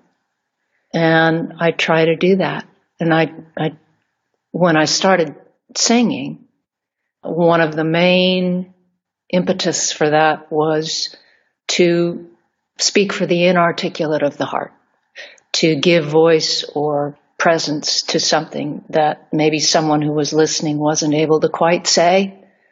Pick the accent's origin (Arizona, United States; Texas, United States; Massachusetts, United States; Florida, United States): Arizona, United States; Arizona is where I'm from, born and raised